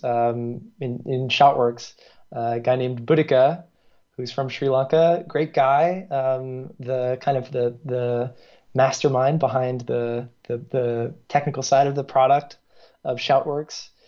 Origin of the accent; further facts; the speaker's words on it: New York, United States; accent: American; moved away as an adult; also born or lived in Singapore; now in Paris, France; I'm from New York originally